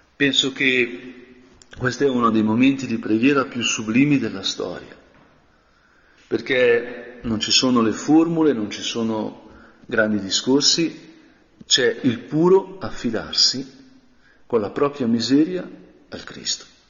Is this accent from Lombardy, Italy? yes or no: yes; Brianza, Lombardy, Italy; also born or lived in Spain; essendo Brianzolo